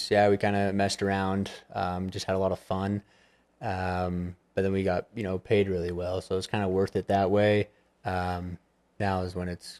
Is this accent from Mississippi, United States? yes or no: no; Manti, Utah, United States; Manti, Utah.